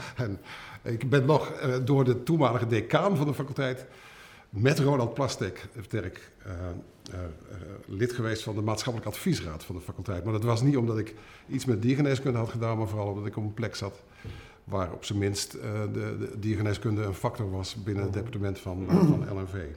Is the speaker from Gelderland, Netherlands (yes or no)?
yes; Culemborg, Gelderland, Netherlands; Ik, ik ben geboren in Culemborg, een klein stadje.